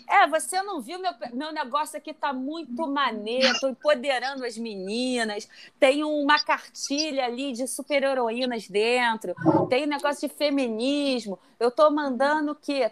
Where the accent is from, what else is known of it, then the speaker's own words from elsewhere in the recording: Rio de Janeiro, Brazil; also born or lived in Belém; sou de Bangu